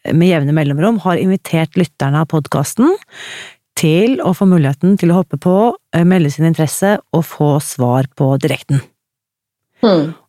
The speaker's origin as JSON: {"language": "Norwegian", "region": "Akershus", "country": "Norway", "lives_now": "Uppsala, Sweden", "said": "Fra Akershus."}